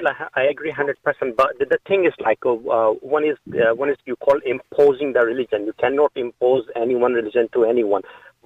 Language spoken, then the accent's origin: English; Pakistan; now in Ireland; because I'm from Pakistan